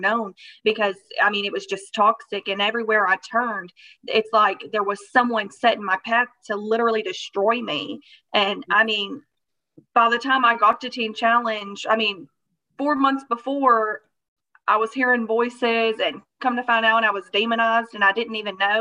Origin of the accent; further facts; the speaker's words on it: Arkansas, United States; also born or lived in Hot Springs, Arkansas; I'm from Arkansas.